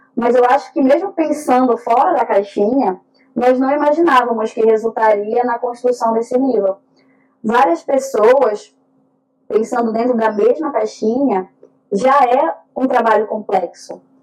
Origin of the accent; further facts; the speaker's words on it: North Region, Brazil; Eu e Vácia somos do norte do Brasil